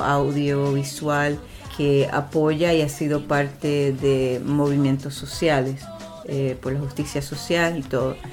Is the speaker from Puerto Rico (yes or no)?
yes; Puerto Rico; moved away; Yo crecí en, Boriquén, en Puerto Rico